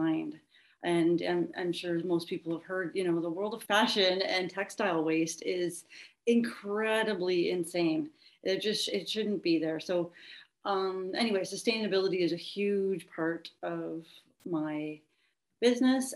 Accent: Wellington, Ontario, Canada; also born or lived in Belleville; I'm from Belleville and the local area. I grew up in Wellington, actually

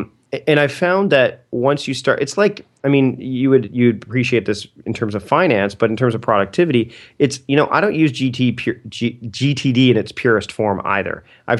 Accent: Canada; Oh, I can't use them because I'm Canadian.

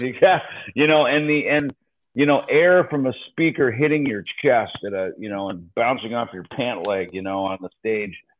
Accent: United States; as an American

